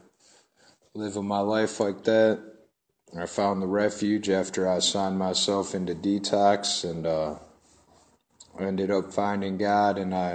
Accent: Cleveland, Ohio, United States; I'm from Cleveland, Ohio.

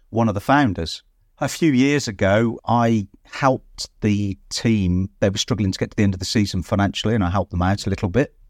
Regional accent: Droitwich, West Midlands, United Kingdom; I am actually born and bred in Droitwich

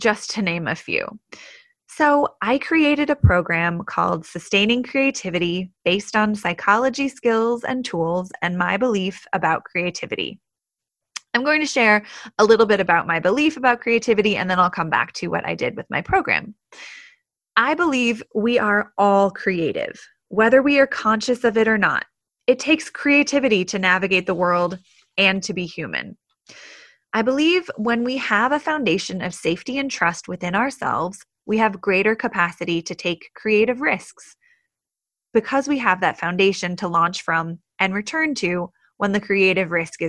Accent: Portland, Oregon, United States; moved away as an adult; also born or lived in New York City / Colorado; I grew up in the Pacific Northwest in Portland, Oregon, where I spent most of my childhood

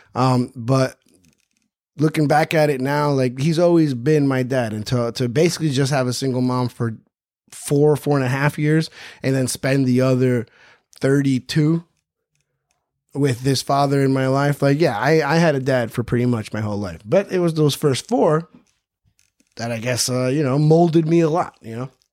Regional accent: New York City, New York, United States; also born or lived in Jackson Heights, Queens / Stony Brook, Long Island; I was born in Jackson Heights, but I was raised in Flushing

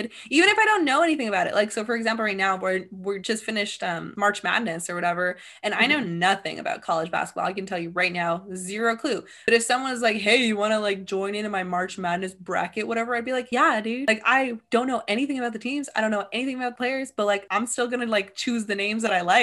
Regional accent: California, United States; I was born and raised in California

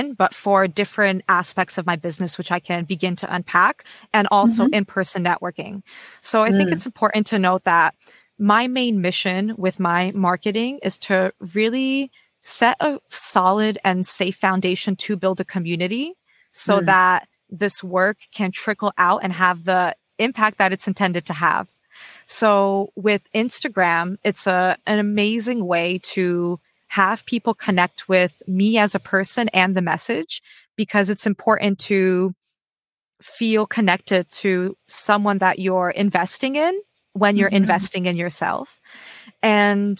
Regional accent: United States; now in Australia; I'm an American based in Australia at the moment

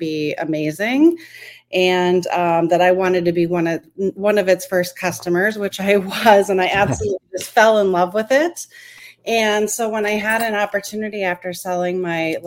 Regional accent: Minneapolis, Minnesota, United States; I'm from the Twin Cities of Minneapolis and St. Paul in Minnesota

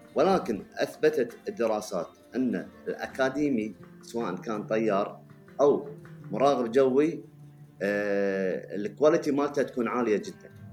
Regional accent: Kuwait; عندنا في الكويت

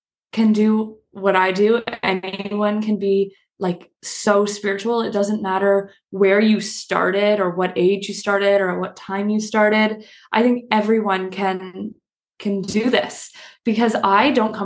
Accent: Canada; moved away; I'm traveling in Canada and visiting my family right now

